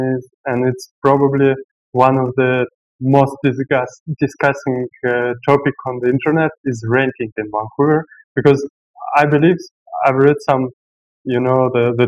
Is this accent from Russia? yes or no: yes; Russia; moved away as an adult; now in Bali, Indonesia; I grew up in Russia